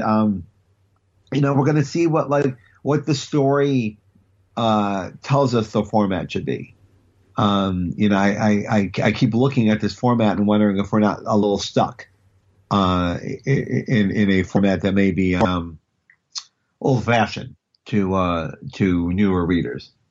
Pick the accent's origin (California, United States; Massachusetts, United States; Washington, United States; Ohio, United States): Ohio, United States; Cleveland; moved away; me growing up in Cleveland